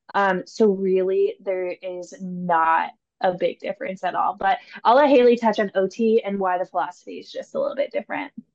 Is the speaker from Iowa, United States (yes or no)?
yes; Cedar Falls, Iowa, United States; now in Des Moines, United States; I grew up in Cedar Falls, um, Iowa, and I moved down to Des Moines for PT school